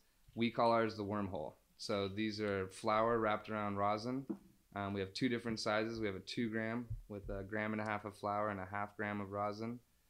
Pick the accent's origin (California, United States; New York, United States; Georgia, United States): California, United States; And because we are from NorCal, we have a lot more ties